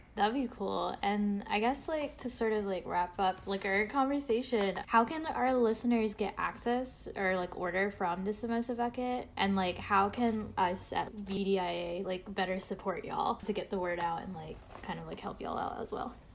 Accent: New York, United States; moved away; I'm also originally from New York

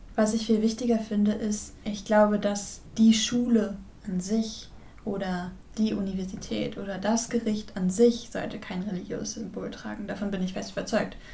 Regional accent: Werl, North Rhine-Westphalia, Germany; in Ferl, da wo ich herkomme

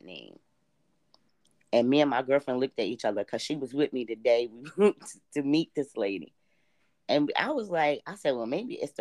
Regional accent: New York City, New York, United States; I was born and raised like in Queens and Brooklyn

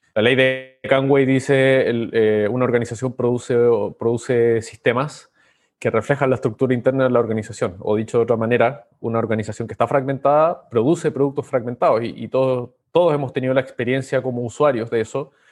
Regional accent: Chile; moved away as an adult; now in Lima, Peru; Soy chileno, pero vivo en Lima hace varios años

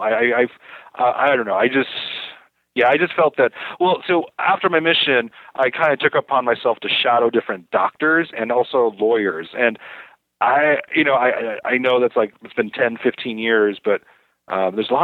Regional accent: Salt Lake City, Utah, United States; also born or lived in Stanford, California; I grew up in Salt Lake City, so it was natural to just come back here.

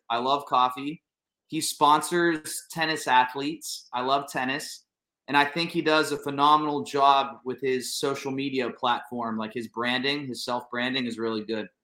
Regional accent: Ohio, United States; moved away as an adult; also born or lived in New York / Miami; I'm from Ohio

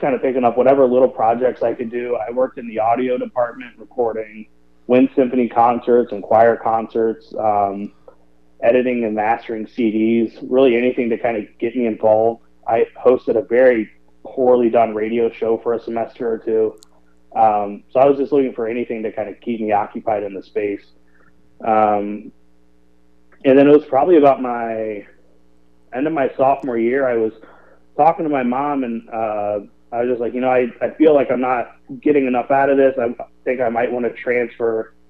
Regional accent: Lancaster, Ohio, United States; also born or lived in Chicago; now in Cleveland, United States; I'm from Lancaster, Ohio, um, down in your neck of the woods. Um, went to Fairfield Christian, and uh, I was there for about 20 years before I headed off to college, or I guess 18

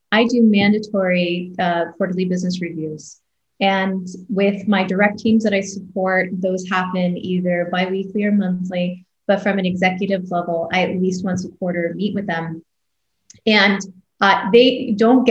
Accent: Canada; moved away as an adult; also born or lived in Toronto, Canada; now in United States; grew up in Canada and I'm daughter of immigrants.

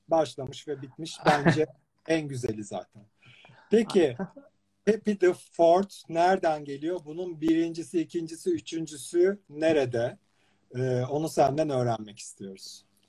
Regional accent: İzmir, Turkey; ben de İzmirliyim

